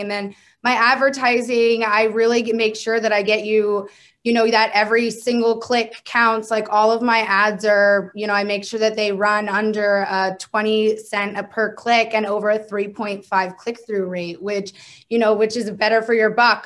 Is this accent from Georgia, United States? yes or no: no; Maryland, United States; moved away as an adult; now in Oklahoma City, United States; I'm from the East Coast. I'm from Maryland